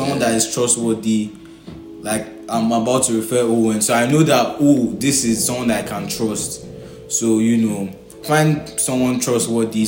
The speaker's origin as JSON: {"language": "English", "country": "Nigeria", "said": "I'm Nigerian"}